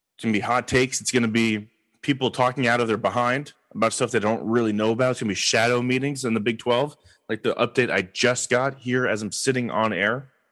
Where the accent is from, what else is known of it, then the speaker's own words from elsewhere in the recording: Los Angeles, California, United States; I am from Los Angeles